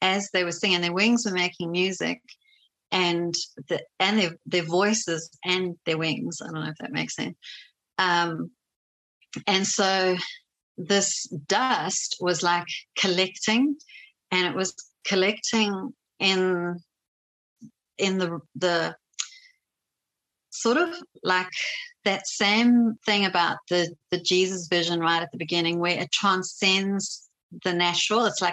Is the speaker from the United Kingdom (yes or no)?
no; South Africa; moved away; a South African 20-year-old